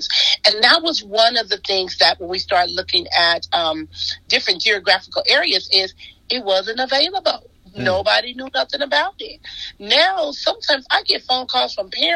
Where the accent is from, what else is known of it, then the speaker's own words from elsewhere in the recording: Compton, California, United States; I grew up in Compton